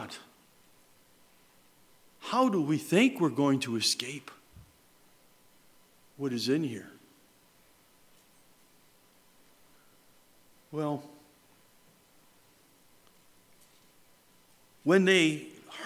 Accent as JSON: {"language": "English", "town": "Mohawk", "region": "New York", "country": "United States", "tie": "born or raised there", "said": "we were growing up in Mohawk, New York"}